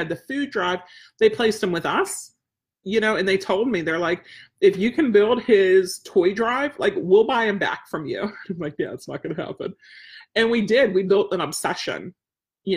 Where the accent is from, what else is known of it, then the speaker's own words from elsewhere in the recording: outside Pittsburgh, Pennsylvania, United States; we had such an extended family growing up outside Pittsburgh